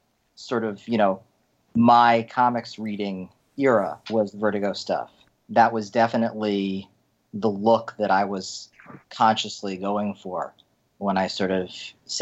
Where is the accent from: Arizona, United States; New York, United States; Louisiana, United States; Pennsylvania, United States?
New York, United States; I grew up in New York and Manhattan